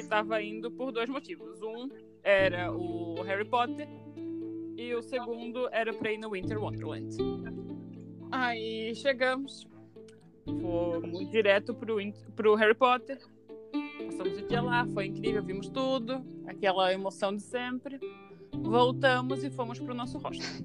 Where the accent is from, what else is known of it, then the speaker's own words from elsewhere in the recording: Brazil; a gente é brasileiro